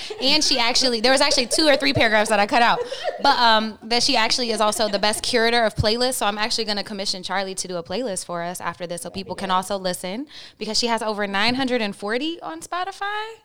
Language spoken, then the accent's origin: English; Oklahoma, United States; I'm from Oklahoma. I went to a private school and a public school